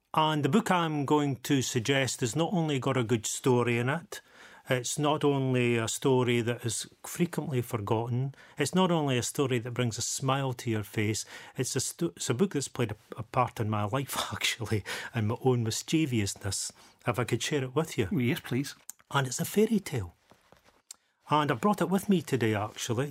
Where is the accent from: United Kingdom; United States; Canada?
United Kingdom; Dundee, Scotland; born or raised there